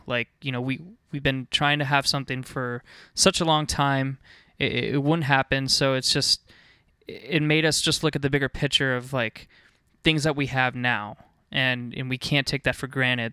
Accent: Northern Virginia, United States; I was, uh, born and raised in Northern Virginia.

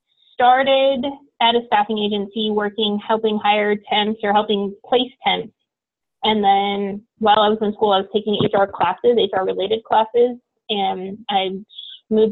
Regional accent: Portland, Oregon, United States; I grew up in Portland, Oregon

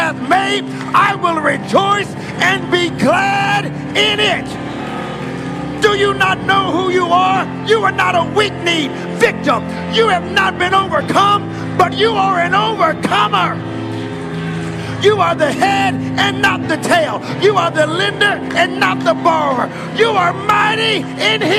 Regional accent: United States; now in Canada; I'm an American

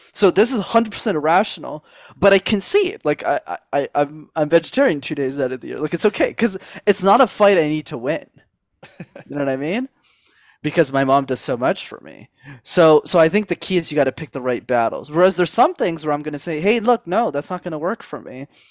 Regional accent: Montreal, Quebec, Canada; I grew up in Montreal in Canada

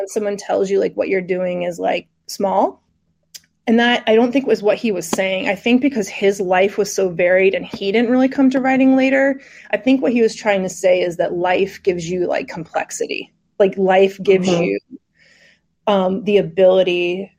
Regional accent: Raleigh, North Carolina, United States; I'm from Raleigh

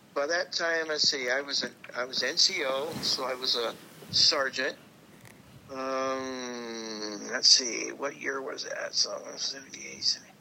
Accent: Tacoma, Washington, United States; also born or lived in Ellensburg; I came back to Tacoma from Ellensburg

